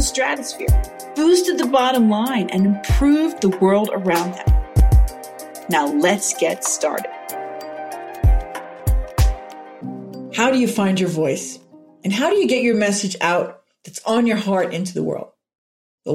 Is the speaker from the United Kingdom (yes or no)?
no; Kristiansand, Agder, Norway; now in Kanab, United States; my hometown, Kristiansand.